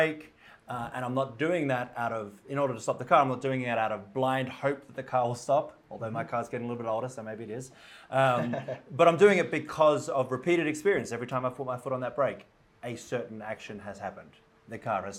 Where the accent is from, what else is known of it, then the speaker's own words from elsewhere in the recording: Australia; moved away as an adult; also born or lived in United Kingdom; now in Denver, United States; as you'll pick up from the accent, I grew up in Australia